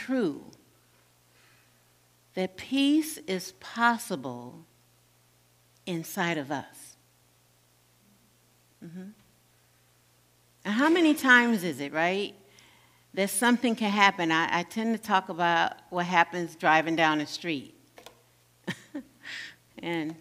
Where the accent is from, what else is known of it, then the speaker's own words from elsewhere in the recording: Gary, Indiana, United States; moved away; I'm from Gary, Indiana